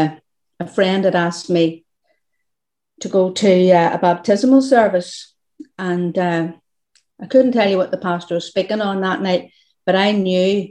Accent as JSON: {"language": "English", "town": "Portavogie", "region": "Northern Ireland", "country": "United Kingdom", "tie": "born or raised there", "said": "I was brought up in Portavogie"}